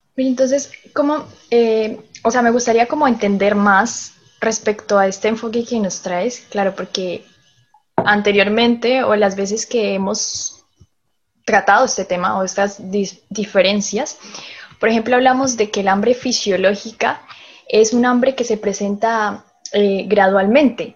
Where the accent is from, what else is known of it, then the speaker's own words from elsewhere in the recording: Colombia; moved away as an adult; now in Chile; yo soy colombiana, vivo aquí en Chile ya hace seis años